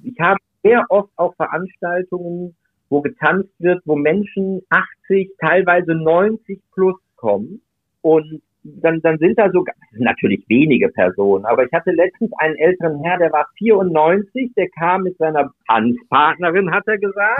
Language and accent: German; Duisburg, North Rhine-Westphalia, Germany; moved away as an adult; ich komme aus Duisburg. Wir haben einen den höchst, der höchsten Anteile neben Berlin äh, in Deutschland an der türkischen Community auch da war zu der Zeit, wo ich in Duisburg gelebt habe, bis zu meinem 24. Lebensjahr